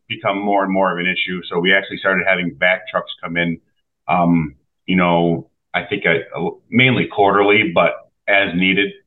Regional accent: Sherman, New York, United States; I'm from Sherman. I grew up here

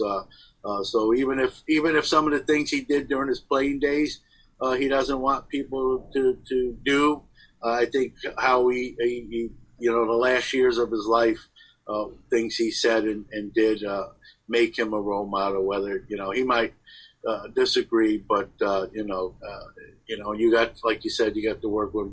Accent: New York City, New York, United States; a kid growing up in Brooklyn

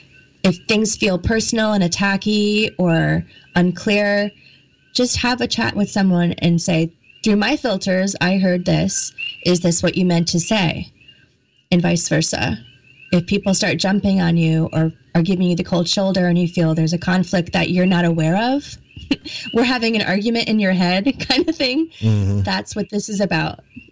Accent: New England, United States; I also have an accent and I really have to watch my A's also because I was brought up in the East Coast in like New England area.

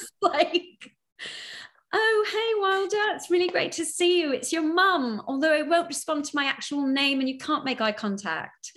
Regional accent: Canada; the sort of canadian side of that is important because we're like you but we're not you.

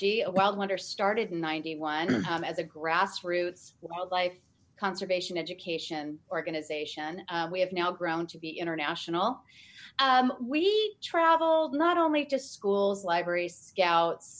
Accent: Los Angeles, California, United States; I grew up in Los Angeles

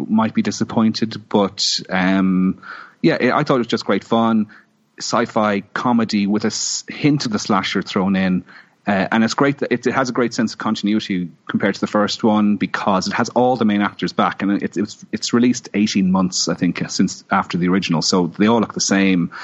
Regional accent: Ireland; being Irish

